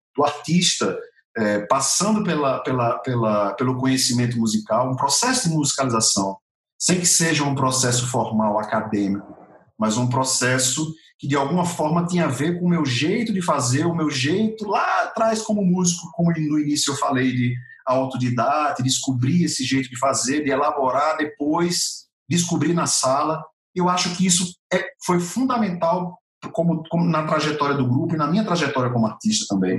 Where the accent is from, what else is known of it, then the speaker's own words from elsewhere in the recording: Natal, Rio Grande do Norte, Brazil; moved away as an adult; now in São Paulo, Brazil; Nasci em Natal e até meus quase 40 anos de idade estive em Natal. Estou aqui em São Paulo faz quatro anos e meio só.